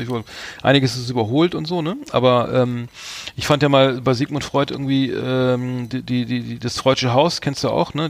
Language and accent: German; Germany; als Deutscher